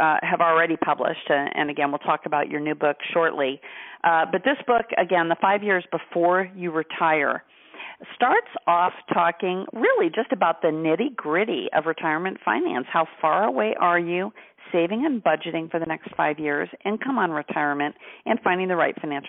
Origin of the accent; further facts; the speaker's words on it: Rushville, Indiana, United States; moved away; also born or lived in Greenfield, Indiana; I actually lived east of Indianapolis in Greenfield and grew up in Rushville